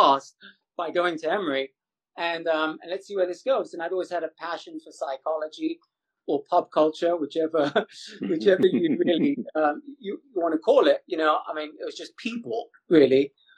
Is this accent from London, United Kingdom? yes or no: yes; London, United Kingdom; first language English; moved away as an adult; now in United States; growing up in Ladbroke Grove